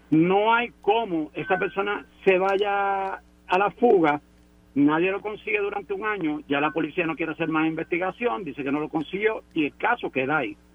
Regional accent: Aguas Buenas, Puerto Rico; De Aguas Buenas.

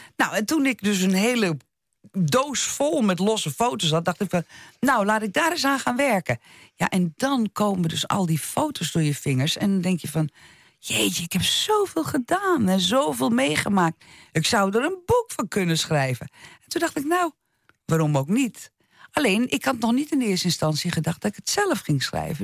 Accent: Netherlands; ik ben hier geboren in Nederland

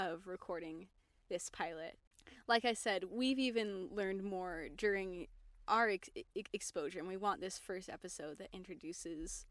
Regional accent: Tooele, Utah, United States; I'm from Tooele, Utah

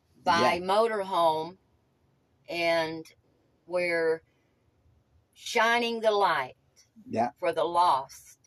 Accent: Tennessee, United States; growing up in Tennessee in the mountains

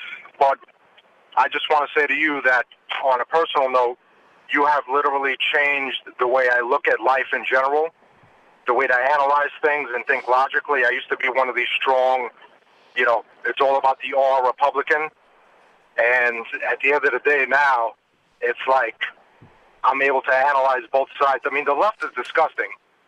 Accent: New York City, New York, United States; moved away as an adult; now in Charlotte, United States; I grew up in the Bronx, New York, in New York City. I moved to Charlotte, North Carolina, because of a job opportunity.

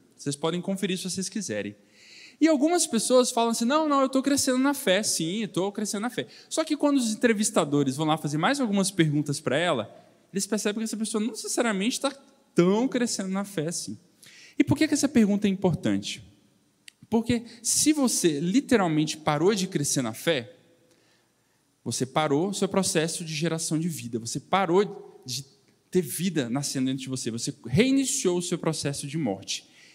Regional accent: Belo Horizonte, Minas Gerais, Brazil; moved away as an adult; now in São Paulo, Brazil; sou, de Belo Horizonte, morei aqui até 24 anos, mas é, nessa idade eu mudei para São Paulo

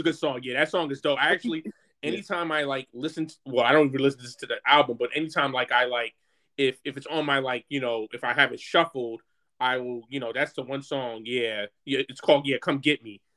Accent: New York, United States; growing up in New York

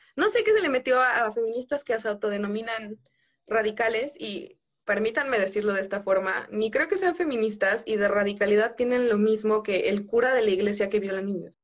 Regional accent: southern Mexico, Mexico; vengo de un lugar en el sur, la palabra tostón tiene sentido

